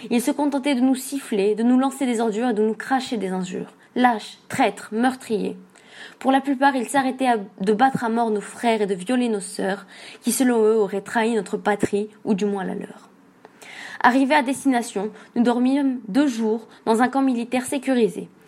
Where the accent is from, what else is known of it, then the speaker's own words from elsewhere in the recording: Algeria; now in France; mais à une certaine époque, tout le monde m'appelait … Je suis un Algérien fils de Harki, je vis en France depuis l'indépendance de mon pays et j'ai aujourd'hui 60 ans.